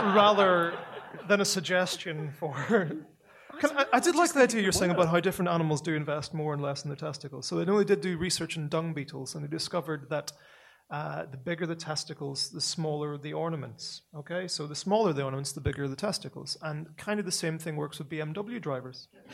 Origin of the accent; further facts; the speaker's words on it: Northern Ireland, United Kingdom; I'm a person from Northern Ireland. You can tell by the by the accent, right? And we're the people who turned the word kneecap into a verb